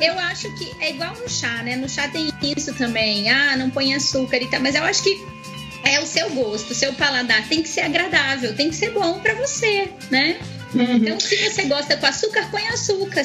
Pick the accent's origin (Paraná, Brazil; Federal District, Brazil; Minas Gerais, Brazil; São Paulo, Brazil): Paraná, Brazil; Curitiba; moved away as an adult; now in Brasília, Brazil; eu nasci em Curitiba e moro aqui em Brasília faz cinco anos